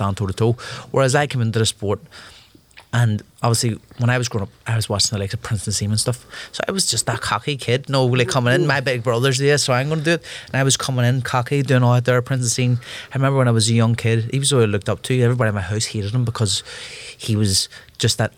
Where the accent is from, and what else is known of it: Belfast, Northern Ireland, United Kingdom; born or raised there